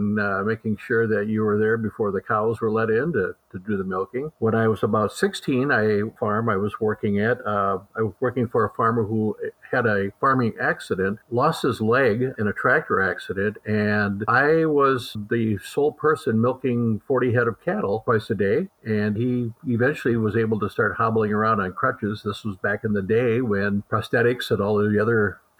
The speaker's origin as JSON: {"language": "English", "town": "Columbus", "region": "Wisconsin", "country": "United States", "tie": "born or raised there", "said": "I grew up near Columbus, Wisconsin, so not too far from Dairy Expo here in Madison. And I grew up in rural Columbia County"}